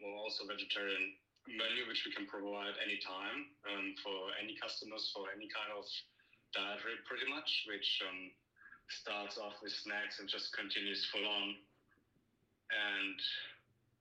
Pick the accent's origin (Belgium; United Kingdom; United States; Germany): Germany; moved away as an adult; now in Australia; I'm having a little bit European influence because I'm originally from Germany.